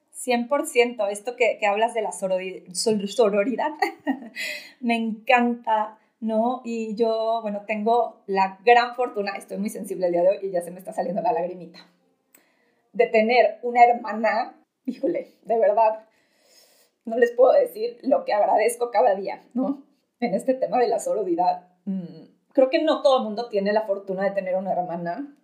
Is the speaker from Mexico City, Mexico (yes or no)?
yes; Mexico City, Mexico; yo también soy de la Ciudad de México, pero, pero tengo aquí a, a mi familia